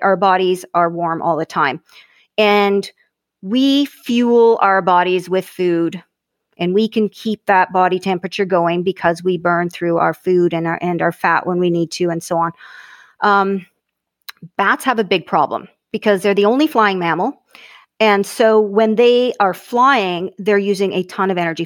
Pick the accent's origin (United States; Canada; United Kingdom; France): Canada; Hanna, Alberta; also born or lived in Calgary; from Alberta, um, prairies, grew up on a ranch